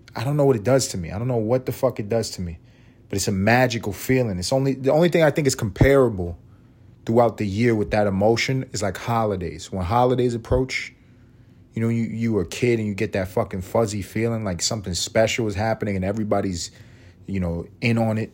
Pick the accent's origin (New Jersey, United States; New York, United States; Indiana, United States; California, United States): New York, United States; New York City; moved away as an adult; now in Atlanta, United States; I grew up in New York City and didn't travel nowhere growing up